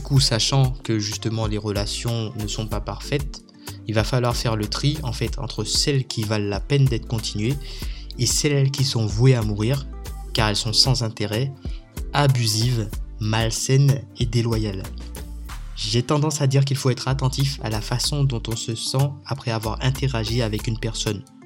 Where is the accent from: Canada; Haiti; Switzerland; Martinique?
Martinique; now in Réunion; je suis originaire de la Martinique